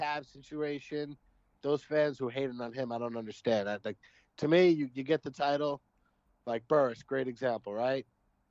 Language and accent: English; New York, United States; I'm from New York. I never was a fan of the Knicks.